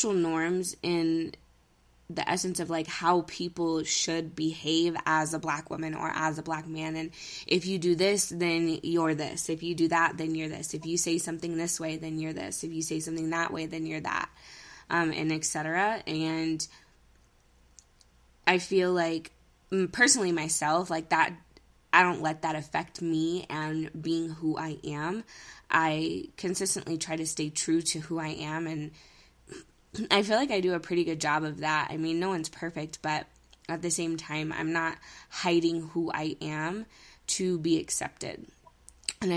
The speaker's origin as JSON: {"language": "English", "region": "California", "country": "United States", "tie": "born or raised there", "moved": "yes", "lives_now": "Denver, United States", "said": "I'm originally from California. Me and Eboni grew up together in California"}